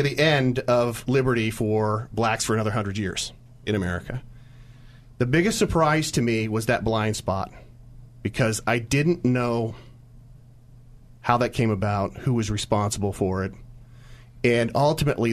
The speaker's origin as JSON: {"language": "English", "region": "California", "country": "United States", "tie": "born or raised there", "also_born_or_lived": "San Francisco / Santa Clara", "said": "grew up in California, I was born in San Francisco"}